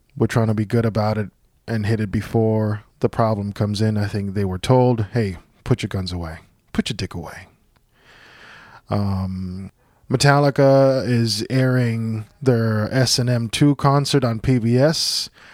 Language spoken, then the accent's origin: English; Puerto Rico; moved away; I grew up in Puerto Rico.